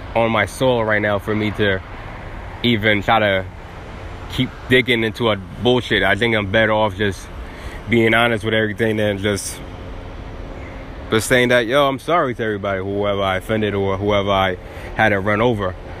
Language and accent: English; New York City, New York, United States; I'm from Staten Island